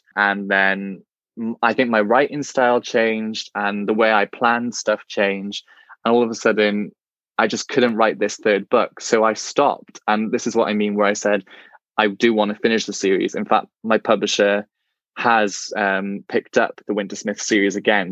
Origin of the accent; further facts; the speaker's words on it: Welsh, Wales, United Kingdom; being a Welsh gay man myself